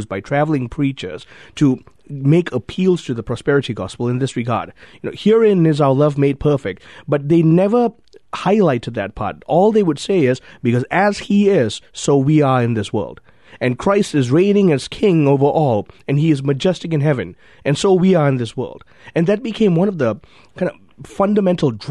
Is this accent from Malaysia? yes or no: yes; Malaysia; I grew up in Malaysia.